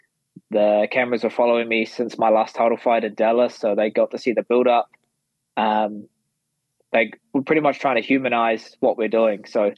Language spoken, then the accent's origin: English; Perth, Western Australia, Australia; So that was awesome, being in Perth and just soaking up their energy with my hometown support.